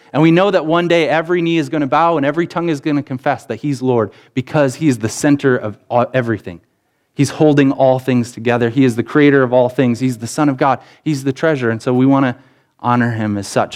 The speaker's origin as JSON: {"language": "English", "town": "Rockton", "region": "Illinois", "country": "United States", "tie": "born or raised there", "said": "grew up in Rockton, Illinois, and that meant that we, my brothers and I, we went to Sherlyn School"}